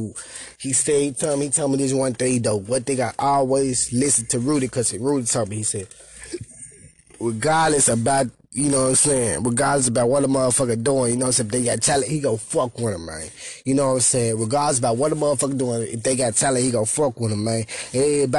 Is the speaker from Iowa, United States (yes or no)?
no; Memphis, Tennessee, United States; I'm from Memphis, Tennessee, so I got a speech impediment